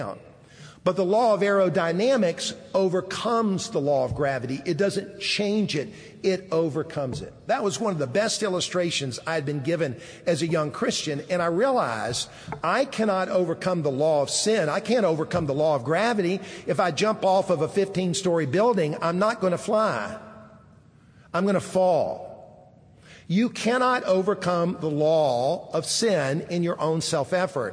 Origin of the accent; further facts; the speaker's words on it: Columbia, South Carolina, United States; I grew up in Columbia, the capital city